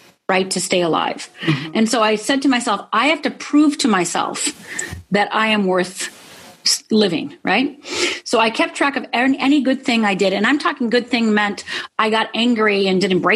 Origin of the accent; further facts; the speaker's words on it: Midwest, United States; I grew up in the Midwest. I'm Finnish heritage